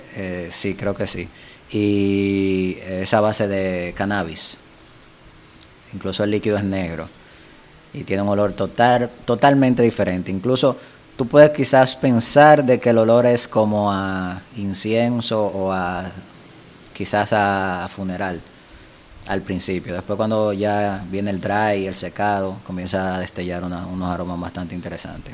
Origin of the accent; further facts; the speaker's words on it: Dominican Republic; aquí en mi país